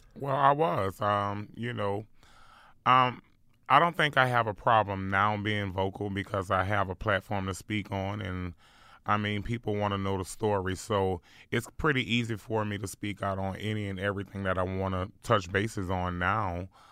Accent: New Orleans, Louisiana, United States; growing up in New Orleans was really rough

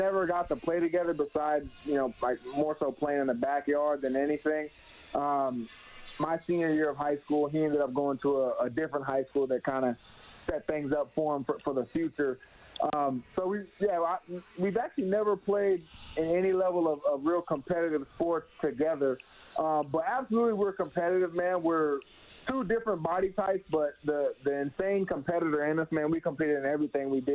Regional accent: Tampa, Florida, United States; also born or lived in Phoenix, Arizona; now in Edmonton, Canada; lived in Tampa, Florida since about 2005

